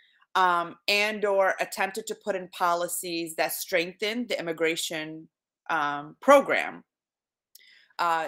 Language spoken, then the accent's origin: English; Iraq; now in United States; So having come from Iraq, I was born in Iraq. We immigrated, my family and I, in 1995.